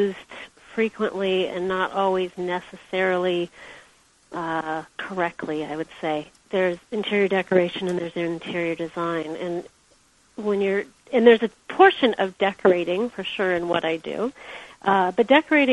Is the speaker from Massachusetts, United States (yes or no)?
no; Big Sur, California, United States; I was born in Big